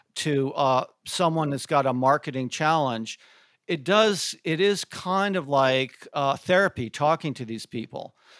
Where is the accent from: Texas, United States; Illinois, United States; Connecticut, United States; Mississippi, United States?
Connecticut, United States; moved away as an adult; also born or lived in Syracuse, New York / Atlanta, Georgia; I grew up in Connecticut, went to school at Syracuse, upstate New York